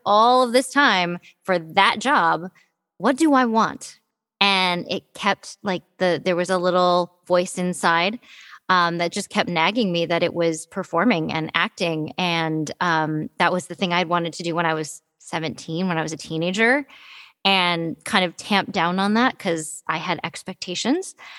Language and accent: English; Detroit, Michigan, United States; I was born in Detroit, Michigan. Um, I, am a happy little Midwestern girl